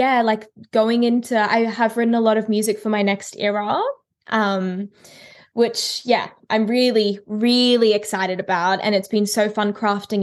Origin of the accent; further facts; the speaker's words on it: Brisbane, Queensland, Australia; Brisbane, like my hometown